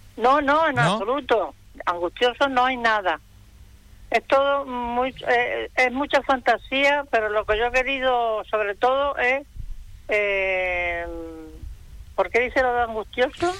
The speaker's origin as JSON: {"language": "Spanish", "town": "Peñarroya-Pueblonuevo", "region": "Andalusia", "country": "Spain", "tie": "born or raised there", "moved": "yes", "lives_now": "Fuerteventura, Spain", "said": "Yo soy cordobesa de Peñarroya, ya pueblo nuevo"}